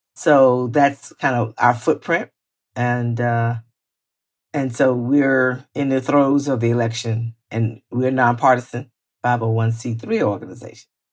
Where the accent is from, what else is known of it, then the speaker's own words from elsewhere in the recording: Florida, United States; I grew up in Florida where we grew up around the K K K